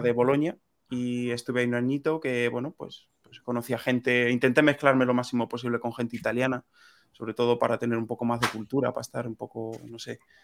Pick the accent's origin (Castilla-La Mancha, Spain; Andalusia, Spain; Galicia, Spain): Castilla-La Mancha, Spain; Sonseca; moved away as an adult; also born or lived in Madrid / Italy; yo soy de un pueblecito de, Toledo, se llama Sonseca